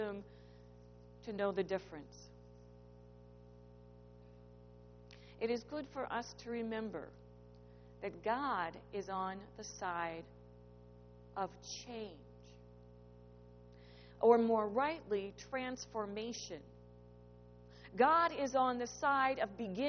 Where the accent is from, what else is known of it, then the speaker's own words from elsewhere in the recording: Midwest, United States; I grew up in the Midwest around rivers and creeks and streams